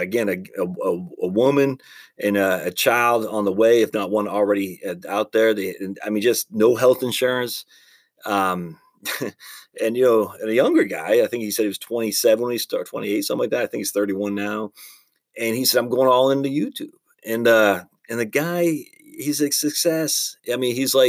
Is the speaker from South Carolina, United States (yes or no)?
no; Maine, United States; when I was a kid growing up in Maine